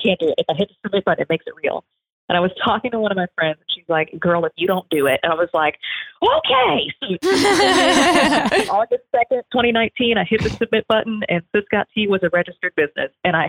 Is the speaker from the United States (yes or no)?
yes; the South, United States; I grew up in the South.